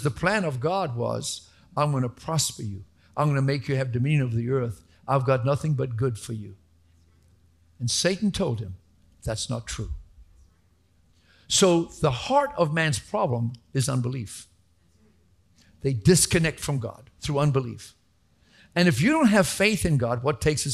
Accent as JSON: {"language": "English", "town": "Atlanta", "region": "Georgia", "country": "United States", "tie": "born or raised there", "also_born_or_lived": "Sandy Springs", "said": "we were growing up in Atlanta. We used to live in Sandy Springs way back when Atlanta was barely a million people."}